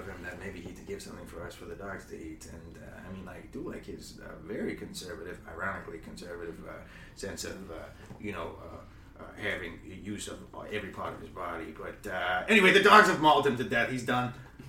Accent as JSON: {"language": "English", "country": "Canada", "accent": "Long Island", "said": "of the candidates have a strong Long Island accent, though. Myself included. I can't vote because I'm a Canadian, which is also confusing."}